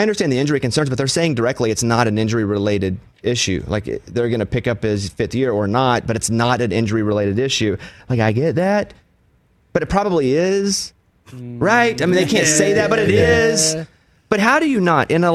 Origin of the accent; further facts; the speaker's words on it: Mountain Pine, Arkansas, United States; I'm from Mountain Pine, Arkansas.